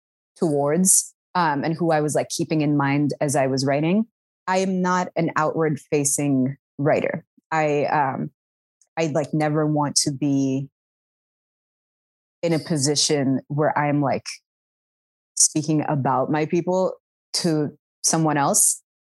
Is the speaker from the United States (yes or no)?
no; Sudan; accent: Sudani; here is how I, in my Sudani accent, would spell this.